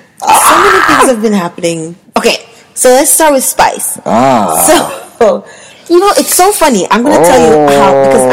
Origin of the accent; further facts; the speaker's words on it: Jamaica; as a woman, as a black woman, as a Jamaican black woman